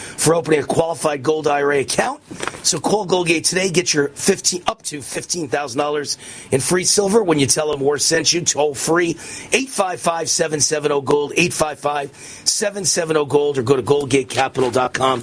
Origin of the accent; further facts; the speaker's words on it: New York, United States; moved away as an adult; also born or lived in Los Angeles; now in Las Vegas, United States; I was born and raised in New York and grew up there and went to Columbia University for 4 years in the middle of New York City